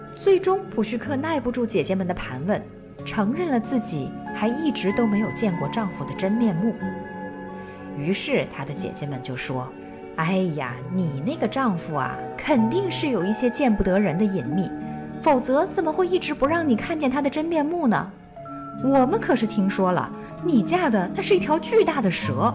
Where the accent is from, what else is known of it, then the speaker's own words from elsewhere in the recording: China; 我们中国人呢，通常管它们叫做北斗七星